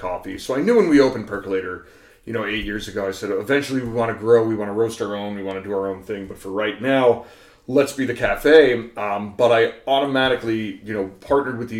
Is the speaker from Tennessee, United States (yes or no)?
no; New York, United States; now in Chicago, United States; I grew up with in New York